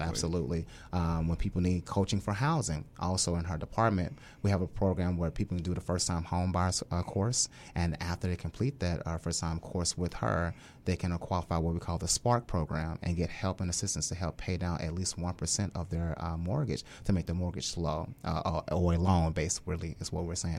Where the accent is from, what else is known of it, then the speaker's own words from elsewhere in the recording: Little Rock, Arkansas, United States; moved away as an adult; also born or lived in Hawaii / Mississippi; now in Hampton Roads, United States; I'm a native of Little Rock, Arkansas